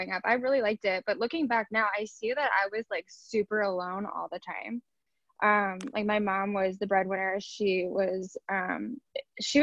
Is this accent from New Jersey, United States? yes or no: yes; Southern New Jersey, United States; I grew up in Southern New Jersey